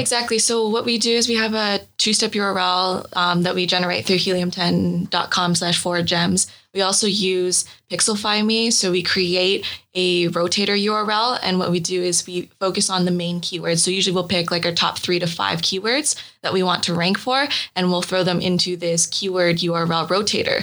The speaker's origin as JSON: {"language": "English", "town": "Kitchener", "region": "Ontario", "country": "Canada", "tie": "born or raised there", "said": "I grew up in a small town called Kitchener in Canada"}